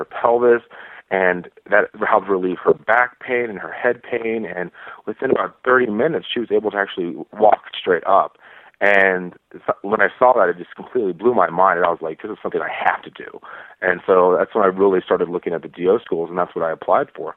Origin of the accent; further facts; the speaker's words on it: Texas, United States; moved away as an adult; also born or lived in Midwest / Virginia; now in Florida, United States; I'm from Texas, where there's not a lot of DOs